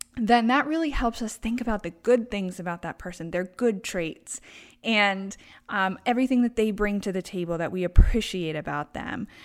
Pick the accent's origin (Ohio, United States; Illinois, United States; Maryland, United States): Maryland, United States; Baltimore; moved away as an adult; now in Traverse City, United States; I am from Baltimore, Maryland